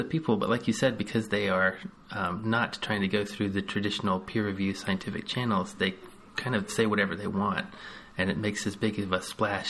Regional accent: the South, United States; I grew up in the South

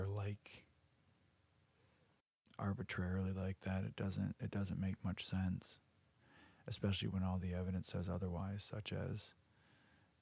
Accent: United States; we're American

